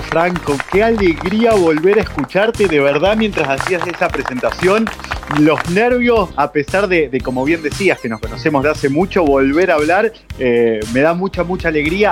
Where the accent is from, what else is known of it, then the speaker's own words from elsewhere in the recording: Leones, Córdoba, Argentina; moved away as an adult; now in Madrid, Spain; En mi ciudad, yo soy de Leones, al sudeste de la provincia de Córdoba